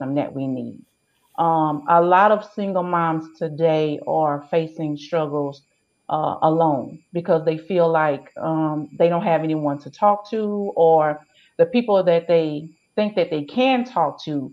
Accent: Hammond, Louisiana, United States; I was born and raised in Hammond, Louisiana

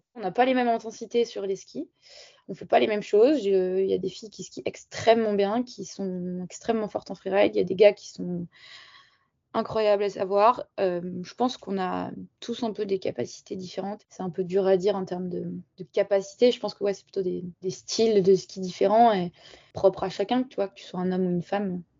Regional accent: Barcelonnette, Provence-Alpes-Côte d'Azur, France; also born or lived in Marseille / Le Sauze; je suis originaire de Barcelonnette, dans les Alpes du Sud. J'ai grandi là-bas, je suis née à Marseille quand même

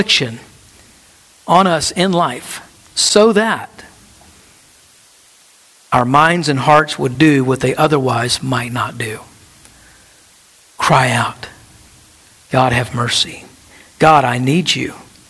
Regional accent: United States; our life as American Christians

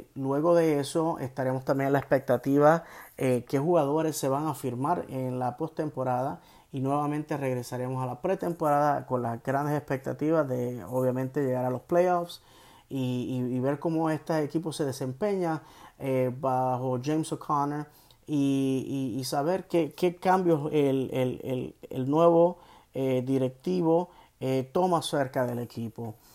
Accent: Puerto Rico; moved away as an adult; now in United States; Yo soy ah, original de Puerto Rico, eh, llevo en eh, los Estados Unidos continentales 24 años

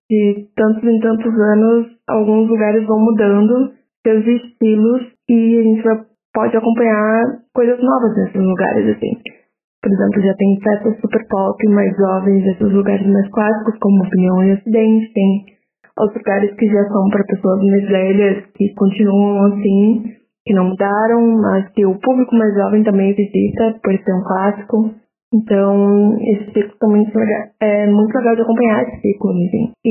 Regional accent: Porto Alegre, Rio Grande do Sul, Brazil; Eu cresci em Porto Alegre, né? Morei a vida inteira aqui, tirando o período da faculdade.

